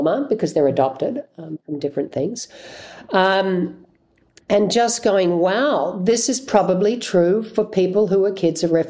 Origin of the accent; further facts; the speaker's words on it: Australia; as an Australian white person